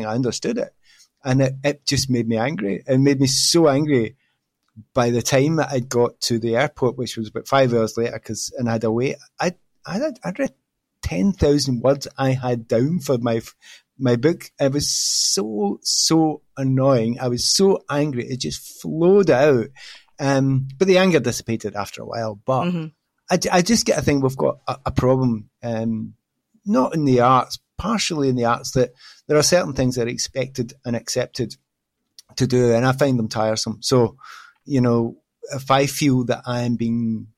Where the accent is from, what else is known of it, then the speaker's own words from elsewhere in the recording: Glasgow, Scotland, United Kingdom; moved away as an adult; also born or lived in London; I came from Glasgow. You know, I was a student up there